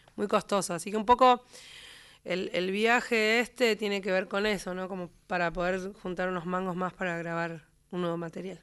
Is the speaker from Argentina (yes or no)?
yes; Patagonia, Argentina; moved away; also born or lived in Comodoro Rivadavia / La Plata; mi tierra, porque me he criado escuchando a Marcelo Verbel en las voces de los hermanos Verbel